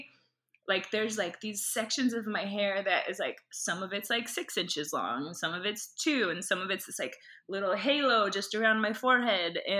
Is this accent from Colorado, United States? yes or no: yes; Boulder, Colorado, United States; also born or lived in Minnesota; I grew up in Boulder, Colorado, but that's where we spent our holidays and summers